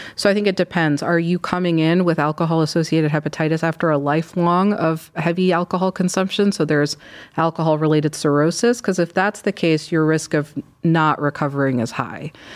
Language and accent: English; Michigan, United States; moved away as an adult; also born or lived in Chicago; now in Cleveland, United States; I'm from Michigan